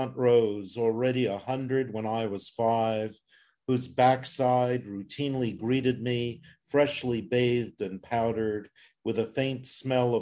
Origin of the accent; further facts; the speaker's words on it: Plzeň, Plzeň Region, Czechia; now in United States; I was born in Pilsen in Czechoslovakia